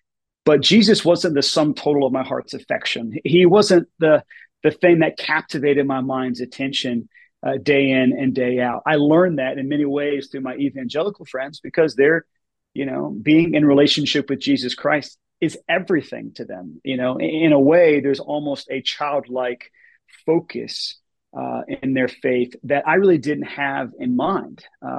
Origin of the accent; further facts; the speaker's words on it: Atlanta, Georgia, United States; I grew up in Atlanta, which is a big city, a sprawling city.